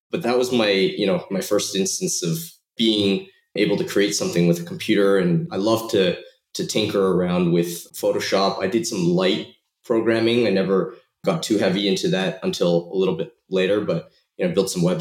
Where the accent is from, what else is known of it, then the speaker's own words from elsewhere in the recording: Toronto, Ontario, Canada; also born or lived in Shanghai, China; I was, uh, I was born in Shanghai, moved to Toronto and grew up most of my life in Toronto, Canada.